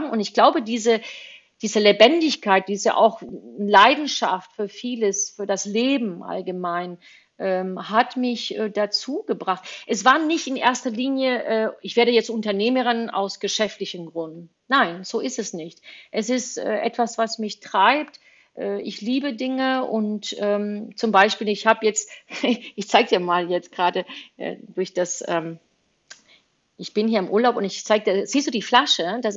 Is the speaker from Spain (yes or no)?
yes; Spain; born there; deswegen bin ich auch in Spanien geboren, weil mein Vater irgendwann mal nach Spanien gezogen ist.